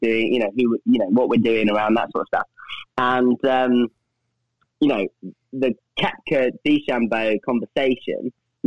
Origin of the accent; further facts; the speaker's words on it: Coventry, West Midlands, United Kingdom; my hometown is Coventry, which is in the Midlands